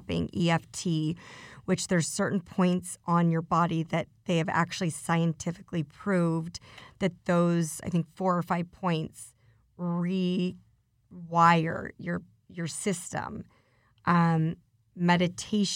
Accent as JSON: {"language": "English", "town": "Denver", "region": "Colorado", "country": "United States", "tie": "born or raised there", "moved": "yes", "lives_now": "Beverly Hills, United States", "said": "I went back to my hometown, which is Denver"}